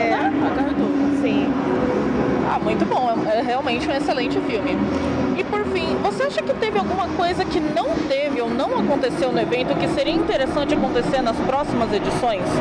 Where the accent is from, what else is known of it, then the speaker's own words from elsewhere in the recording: Rio de Janeiro, Brazil; E nós somos do Rio.